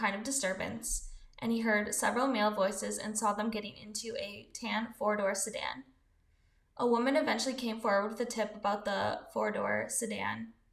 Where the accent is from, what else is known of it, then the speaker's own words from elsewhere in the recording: Wisconsin, United States; Tomahawk is about 3 hours away from my hometown in Wisconsin.